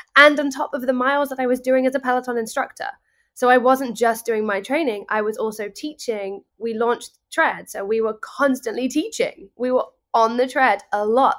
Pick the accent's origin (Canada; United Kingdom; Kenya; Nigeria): United Kingdom; England; now in New York, United States; As somebody who is not born and bred in New York, I'm English